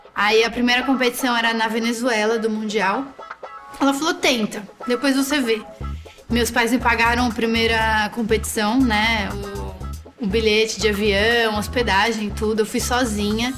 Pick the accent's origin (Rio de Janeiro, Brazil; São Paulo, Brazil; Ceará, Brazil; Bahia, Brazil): São Paulo, Brazil; São Sebastião; Cresci Caixara, pé na areia, em São Sebastião, que é um município na frente de Ilha Bela.